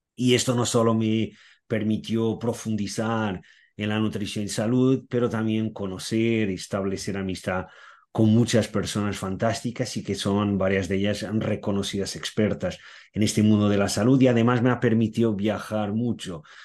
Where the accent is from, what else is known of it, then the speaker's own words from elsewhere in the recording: Portugal; soy portugués y nací, viví, aún sigo viviendo en Portugal